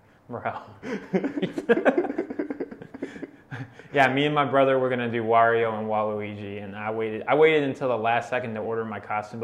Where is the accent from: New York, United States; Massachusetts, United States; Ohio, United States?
Ohio, United States; Akron; I'm a producer from Akron, Ohio